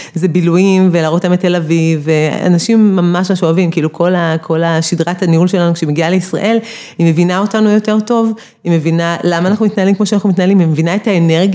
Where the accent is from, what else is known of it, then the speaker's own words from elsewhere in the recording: Beersheba, Southern District, Israel; אני מבאר שבע